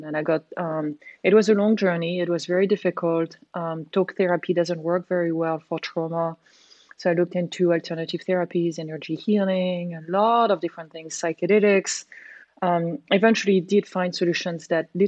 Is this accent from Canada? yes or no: no; France; I was born in France.